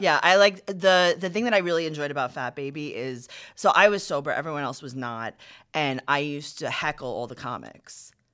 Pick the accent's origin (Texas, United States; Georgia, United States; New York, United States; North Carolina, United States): New York, United States; New York City; I'm from Queens